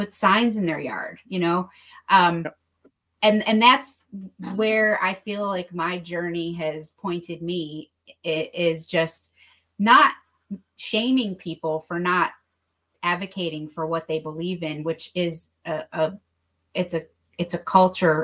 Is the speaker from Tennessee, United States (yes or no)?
no; New York, United States; I've seen it happen in my home state